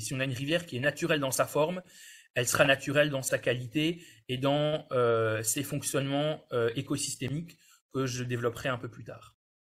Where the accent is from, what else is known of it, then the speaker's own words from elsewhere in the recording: France; chez nous en France